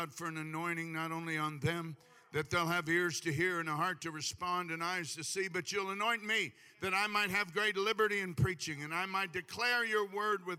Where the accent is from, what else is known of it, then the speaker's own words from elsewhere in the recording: Hawaii, United States; I'm from Hawaii